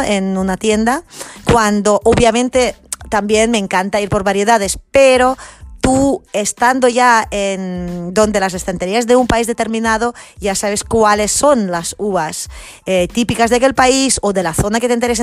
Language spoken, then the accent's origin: Spanish; Catalonia, Spain; mi tierra Cataluña